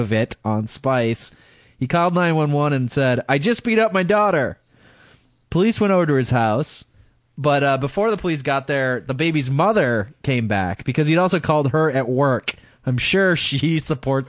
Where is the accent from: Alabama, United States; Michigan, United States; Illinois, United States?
Michigan, United States; Midland; born or raised there; moved away